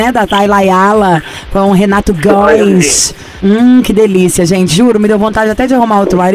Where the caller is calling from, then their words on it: Recife, Pernambuco, Brazil; Eu falo de Recife, Pernambuco.